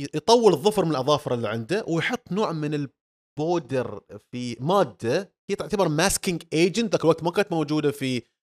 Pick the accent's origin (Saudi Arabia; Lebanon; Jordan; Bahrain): Bahrain; عندنا في البحرين